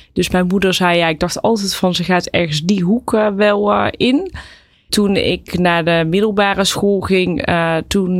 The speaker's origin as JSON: {"language": "Dutch", "town": "Dongen", "region": "North Brabant", "country": "Netherlands", "tie": "born or raised there", "said": "Ik ben opgegroeid in Dongen"}